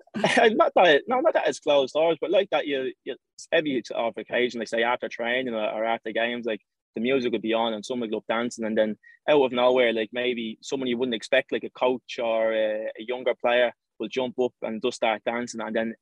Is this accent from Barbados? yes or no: no; Ireland; accent: Irish; I was born in Ireland and I've lived here uh, all my life.